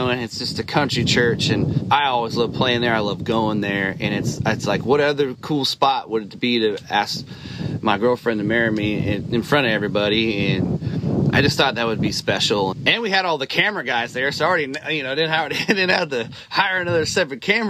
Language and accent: English; Dixon, California, United States; moved away as an adult; also born or lived in Chico, California; now in Nashville, United States; I was a kid from Dixon